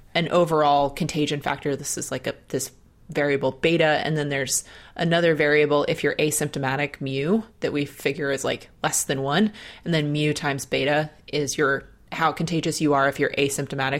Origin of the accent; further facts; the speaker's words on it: Dayton, Ohio, United States; my hometown University of Dayton Flyers